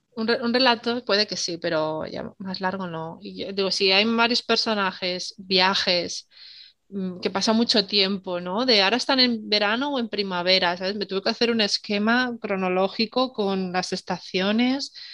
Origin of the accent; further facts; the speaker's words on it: Salamanca, Castile and León, Spain; Yo soy de Salamanca